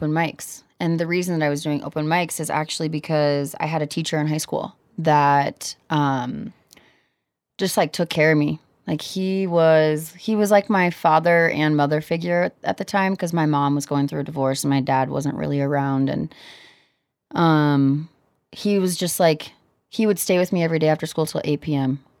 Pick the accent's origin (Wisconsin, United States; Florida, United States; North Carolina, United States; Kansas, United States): Kansas, United States; I'm from Kansas